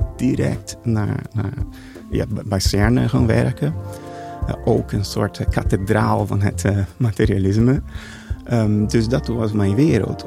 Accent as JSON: {"language": "Dutch", "country": "Brazil", "tie": "born or raised there", "also_born_or_lived": "Geneva, Switzerland", "second_language": "Dutch", "moved": "yes", "said": "Ik ben in Brazilië geboren, in een Portugese Deense familie. En ik heb een idyllische jeugd gehad"}